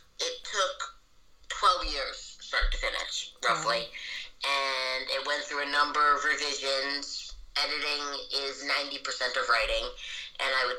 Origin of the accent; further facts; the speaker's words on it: New York, United States; I am a white person who grew up in New York as an English